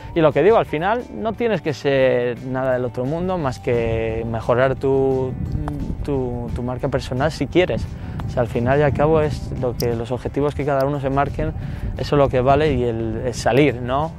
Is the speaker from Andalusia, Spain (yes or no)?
no; La Rioja, Spain; moved away as an adult; also born or lived in Boston, United States; now in New York, United States; yo tengo un, amor muy especial, lógicamente, por mi tierra, ¿no? por La Rioja y por el norte de España